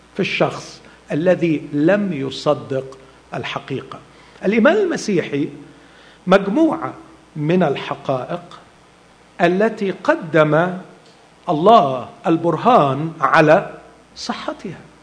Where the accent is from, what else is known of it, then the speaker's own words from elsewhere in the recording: Egypt; عندنا في مصر